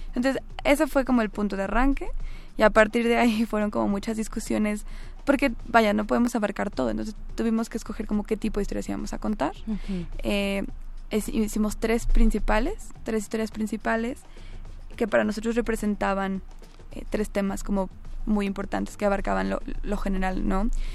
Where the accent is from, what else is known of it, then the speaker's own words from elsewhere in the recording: Mexico; como mestizos, como mexicanos blancos